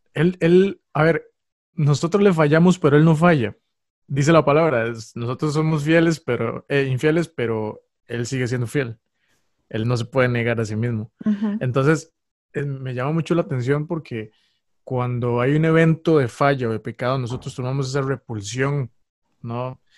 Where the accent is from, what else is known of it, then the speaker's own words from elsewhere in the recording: San José, Costa Rica; soy costarricense, soy de Costa Rica, de San José.